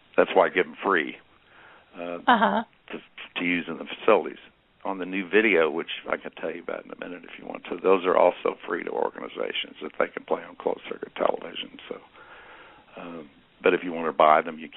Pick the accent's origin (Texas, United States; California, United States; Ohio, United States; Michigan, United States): Michigan, United States; also born or lived in Indiana; When I was a kid, I grew up in Michigan, Indiana and Michigan